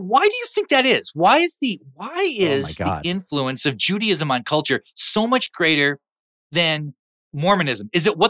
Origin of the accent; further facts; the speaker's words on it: Midwest, United States; whereas for me, like growing up in the Midwest, drinking was almost an athletic event.